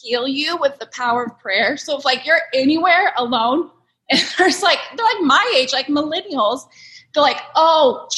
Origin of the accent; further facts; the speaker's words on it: Redding, California, United States; moved away as an adult; now in Sacramento, United States; a lot of people from Reading, like I grew up there from there